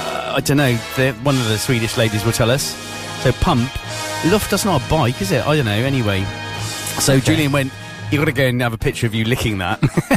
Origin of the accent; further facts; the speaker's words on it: Brockworth, South West England, United Kingdom; I was born in Brockworth.